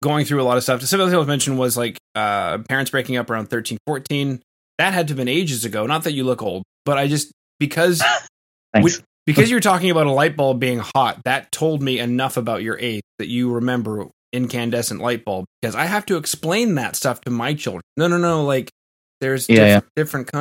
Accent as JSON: {"language": "English", "country": "Canada", "said": "as a Canadian"}